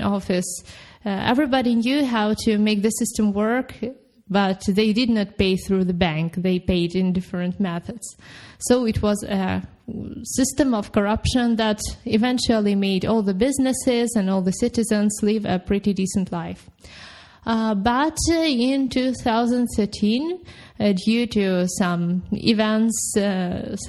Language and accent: English; Ukraine; moved away as an adult; also born or lived in Kyiv, Ukraine; now in Wrocław, Poland; I am originally from Ukraine, where I lived for the most of my life.